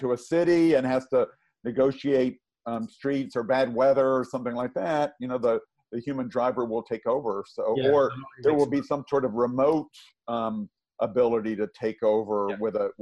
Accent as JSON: {"language": "English", "region": "the South", "country": "United States", "tie": "born or raised there", "said": "I grew up in the South"}